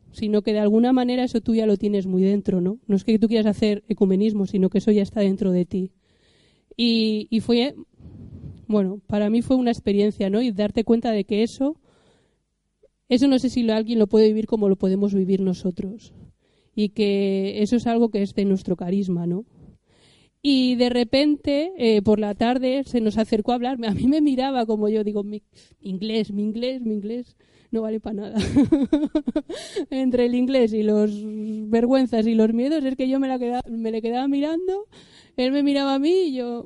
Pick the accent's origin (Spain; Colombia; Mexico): Spain; Cantabria; yo como soy cántabra